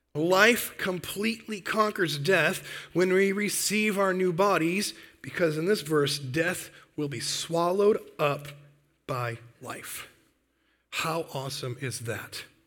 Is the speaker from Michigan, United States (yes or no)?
yes; Michigan, United States; moved away as an adult; now in North Dakota, United States; I've lived, grew up, born and raised in Michigan